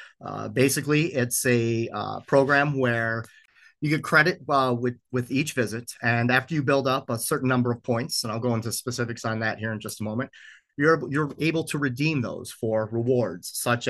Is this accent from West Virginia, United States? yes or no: no; Detroit, Michigan, United States; also born or lived in western United States; now in Mackinac Island, United States; I was born in Detroit, and most of my upbringing was in the city of Detroit. In the summers, we would make our trek to beautiful northern Michigan, spend a day or two on Mackinac Island as a child.